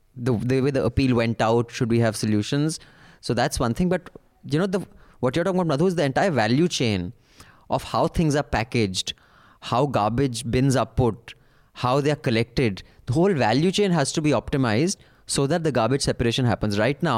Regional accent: Mumbai, Maharashtra, India; I grew up in Bombay and graduated from school in 2005.

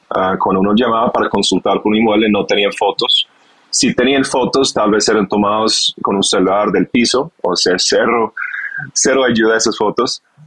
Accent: United Kingdom; Spanish is a second language; moved away as an adult; also born or lived in London / Barcelona / Bogotá; now in Colombia; soy inglés, de origen inglés, nací cerca de Londres, en un campo, pues mi papá fue granjero, entonces tuve un inicio muy campestre

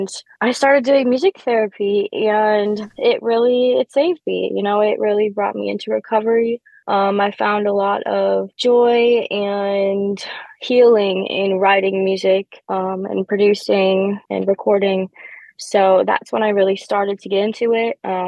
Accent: Wisconsin, United States; I remember every time that I was in a studio in both my hometown, Wisconsin, and Chicago

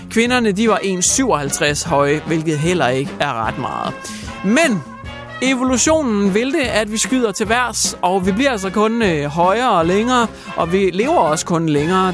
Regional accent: Denmark

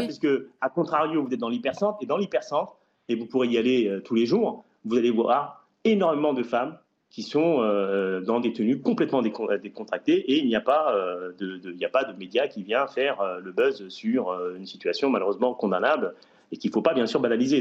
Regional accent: Saint-Denis, Île-de-France, France; je suis un enfant de Saint-Denis et j'ai grandi à Saint-Denis

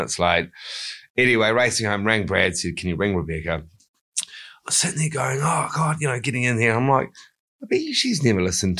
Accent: Christchurch, Canterbury, New Zealand; now in Wanaka, New Zealand; I was born in Christchurch and live in Wanaka.

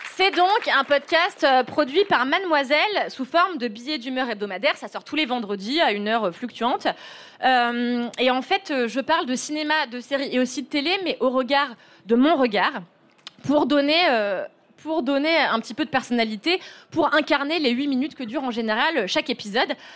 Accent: Levallois-Perret, Île-de-France, France; j'ai grandi dans une petite ville du 92 qui s'appelle Levallois-Perret

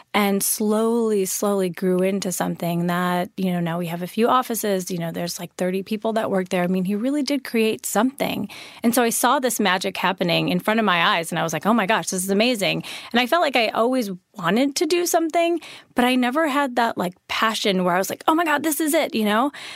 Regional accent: a suburb of Chicago, Illinois, United States; also born or lived in Wisconsin; I was born in Wisconsin, and then I grew up in, um, a suburb of Chicago

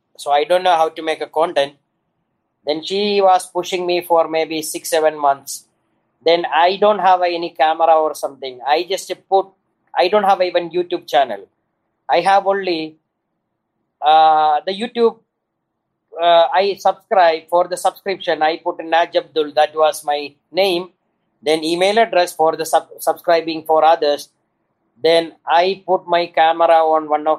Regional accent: Dubai, United Arab Emirates; moved away as an adult; now in Philippines; I am from Dubai. I came here

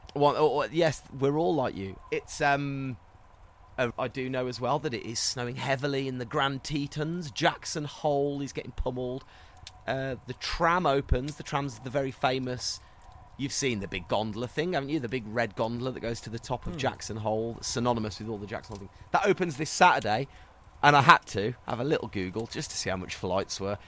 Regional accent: London, United Kingdom; now in Vancouver, Canada; I'm from London, but relocated to Vancouver.

